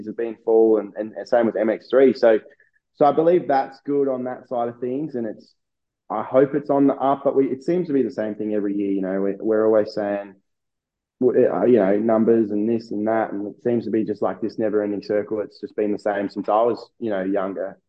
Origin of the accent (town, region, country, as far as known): Australia; born or raised there